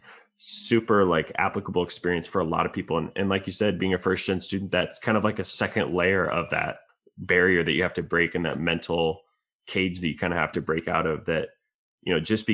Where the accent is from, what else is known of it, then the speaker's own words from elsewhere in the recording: Iowa City, Iowa, United States; growing up in Iowa City